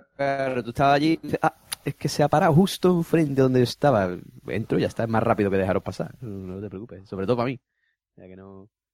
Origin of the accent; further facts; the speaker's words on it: Spain; soy español